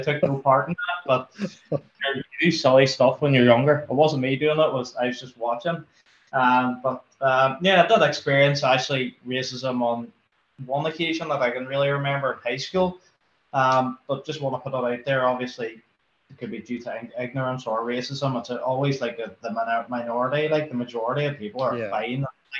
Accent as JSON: {"language": "English", "town": "Derry", "region": "Northern Ireland", "country": "United Kingdom", "tie": "born or raised there", "said": "So growing up in Derry, religion-wise and stuff"}